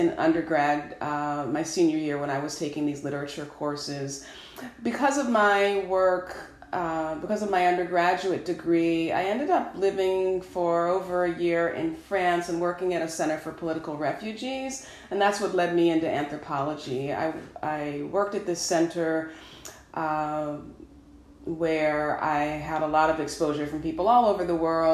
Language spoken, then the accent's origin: English; Fishkill, New York, United States; now in North Carolina, United States; I grew up about 2 hours north of New York City in Dutchess County